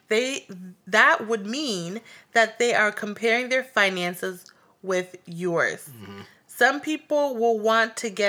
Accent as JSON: {"language": "English", "country": "Tanzania", "said": "I'm from African country"}